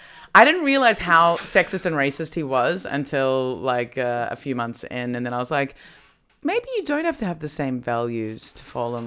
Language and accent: English; Melbourne, Victoria, Australia